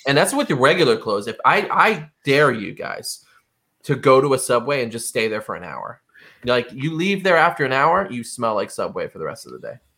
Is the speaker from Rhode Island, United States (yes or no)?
yes; Rhode Island, United States; I didn't like Rhode Island. I wanted to get out. I did get out for about four years, and all I did was talk about how great Rhode Island was for four years. So I came back.